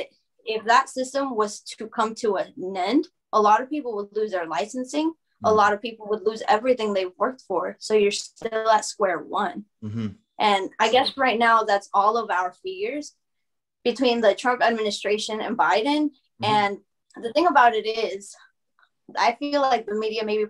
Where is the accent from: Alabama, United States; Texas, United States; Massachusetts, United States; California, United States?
Alabama, United States; English is a second language; to move to Alabama